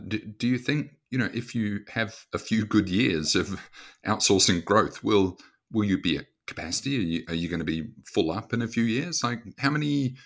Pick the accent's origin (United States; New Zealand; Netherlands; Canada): New Zealand; growing up in New Zealand